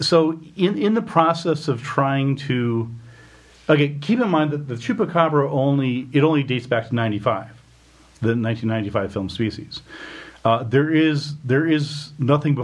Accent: New Mexico, United States; I grew up in New Mexico in the 80s

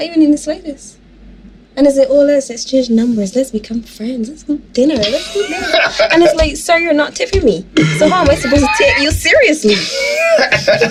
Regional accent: Barbados; I'm from Barbados

